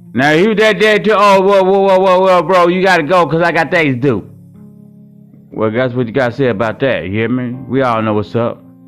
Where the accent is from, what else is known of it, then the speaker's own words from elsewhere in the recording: Hot Springs, Arkansas, United States; now in Milwaukee, United States; I live in Milwaukee, Wisconsin right now, but I'm raised from Hot Springs, Arkansas.